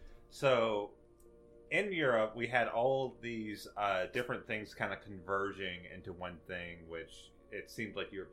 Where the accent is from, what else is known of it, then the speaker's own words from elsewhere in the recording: Slidell, Louisiana, United States; It's me, I'm from Slidell, Louisiana.